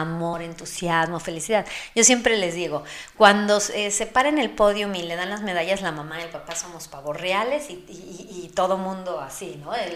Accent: Mexico; soy mexicana

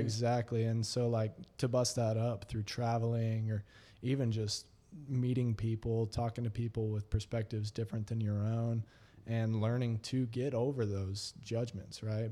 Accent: Texas, United States; I'm a Texan

